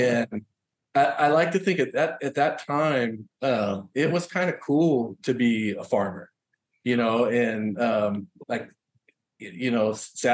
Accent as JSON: {"language": "English", "area": "Willamette Valley", "region": "Oregon", "country": "United States", "tie": "born or raised there", "moved": "as an adult", "lives_now": "Hawaii, United States", "said": "I grew up in Oregon, in the Willamette Valley, which is definitely a very rural agricultural community"}